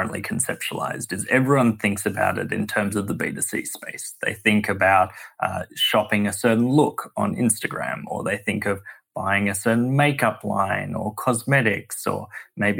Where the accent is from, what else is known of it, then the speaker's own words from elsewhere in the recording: Sydney, New South Wales, Australia; moved away as an adult; now in United States; Sydney, Australia, where I'm from, as my accent belies